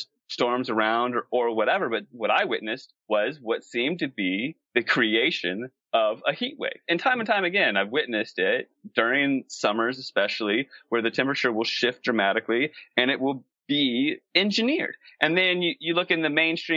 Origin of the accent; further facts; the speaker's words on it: East Coast, United States; moved away as an adult; also born or lived in Los Angeles / San Diego / Canada; now in Sedona, United States; I grew up on the East Coast.